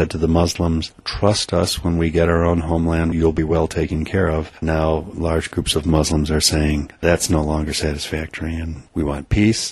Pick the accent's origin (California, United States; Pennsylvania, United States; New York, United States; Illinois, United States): Illinois, United States; Chicago; moved away as an adult; now in Wausau, United States; I was the oldest of eight children growing up in a suburb of Chicago back in the 50s